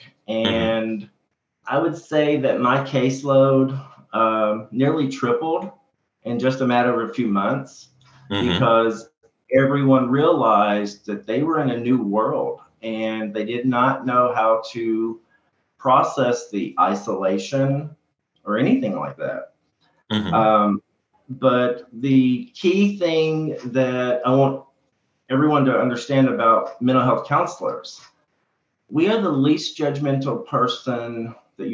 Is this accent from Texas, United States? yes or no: no; Kentucky, United States; I came back to my hometown to practice